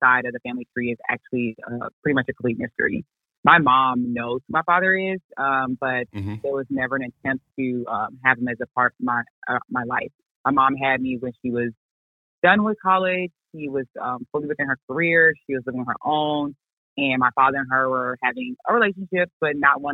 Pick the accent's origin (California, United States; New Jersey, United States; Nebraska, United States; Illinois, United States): Illinois, United States; Chicago; moved away as an adult; also born or lived in Virginia / Charlotte, North Carolina; now in Houston, United States; I was born and raised on the South Side of Chicago